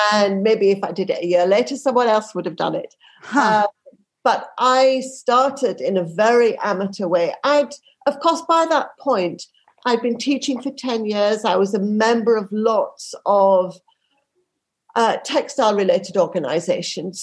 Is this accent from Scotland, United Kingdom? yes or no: no; Yorkshire and the Humber, United Kingdom; I grew up in Yorkshire